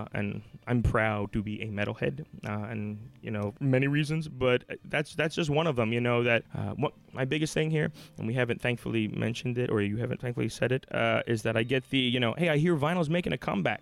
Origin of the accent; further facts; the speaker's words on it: Philadelphia, Pennsylvania, United States; I'm from Philly. I was born and raised